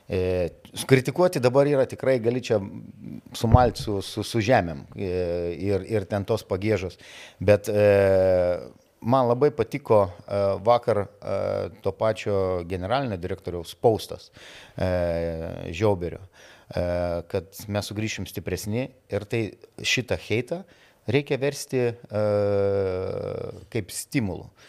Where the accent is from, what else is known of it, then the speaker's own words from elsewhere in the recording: Lithuania; esu lietuvis ir tom nerealiai didžiuojasi.